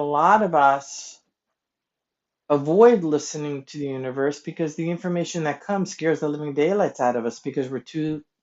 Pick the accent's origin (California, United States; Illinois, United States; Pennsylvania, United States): Pennsylvania, United States; King of Prussia; I'm from King of Prussia